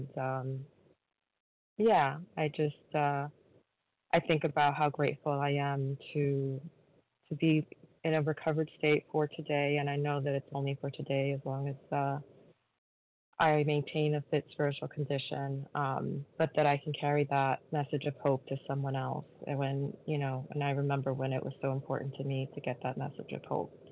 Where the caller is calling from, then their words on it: New York, United States; in New York.